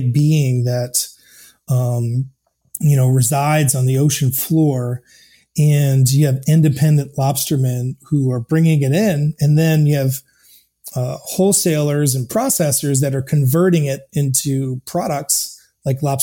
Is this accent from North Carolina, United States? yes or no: no; Maine, United States; moved away as an adult; also born or lived in Chicago; I grew up in Maine and I'm here now